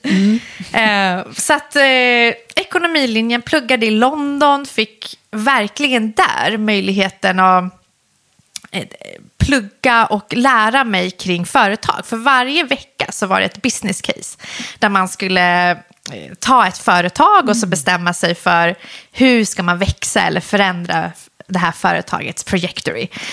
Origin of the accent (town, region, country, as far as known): Solna, Stockholm County, Sweden; born or raised there; also born or lived in Iran / Husby